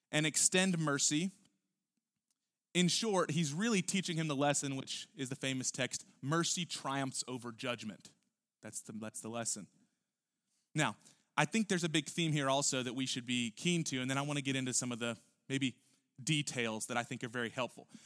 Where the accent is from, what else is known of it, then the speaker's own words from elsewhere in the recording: Houston, Texas, United States; we're from Houston